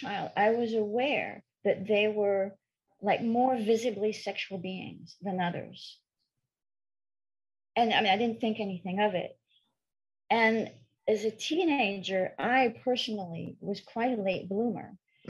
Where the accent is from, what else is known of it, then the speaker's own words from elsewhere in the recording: Paris, Île-de-France, France; I was born and raised in Paris. To a French father and an English mother. So I grew up bilingual, which is why I don't sound French. I don't have that sexy French accent.